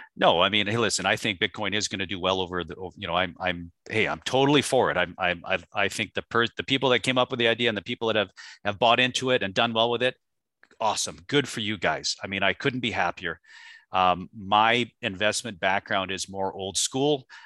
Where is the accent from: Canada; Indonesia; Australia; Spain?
Canada; now in United States; I grew up in Canada, so, you know, Canada, back when I was a child to what it is now, I now live in the United States